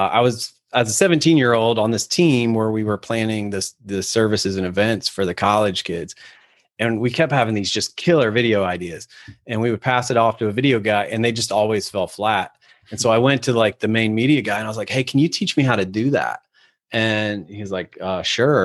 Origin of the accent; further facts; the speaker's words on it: Ohio, United States; moved away as an adult; also born or lived in Atlanta; I'm from Ohio, ended up in Atlanta working for an agency